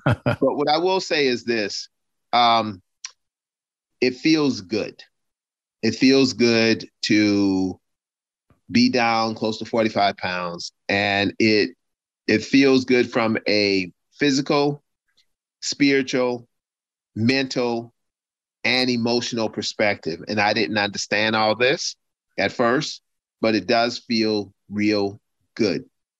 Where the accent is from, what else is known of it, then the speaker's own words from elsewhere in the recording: United States; But also I'm an American, and also I'm a Christian, and I'm also a good-looking, slim and trim black guy.